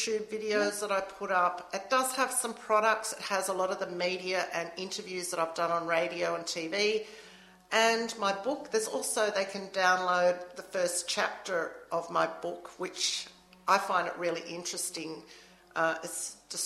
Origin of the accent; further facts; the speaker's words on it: Australia; we're Australian